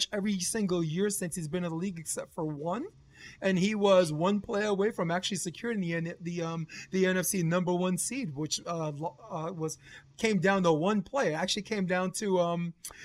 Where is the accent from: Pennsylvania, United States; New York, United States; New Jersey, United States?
New York, United States; As New Yorkers